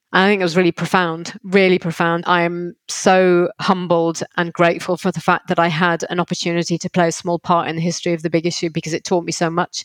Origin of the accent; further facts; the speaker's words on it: Liverpool, North West England, United Kingdom; I'm from Liverpool and intentionally stayed in Liverpool